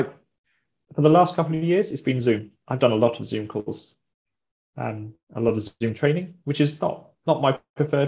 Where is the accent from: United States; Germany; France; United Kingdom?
United Kingdom; Brighton, South East England; moved away as an adult; also born or lived in Cornwall; now in Devon, United Kingdom; I'm from Brighton. I'm Brighton born and bred.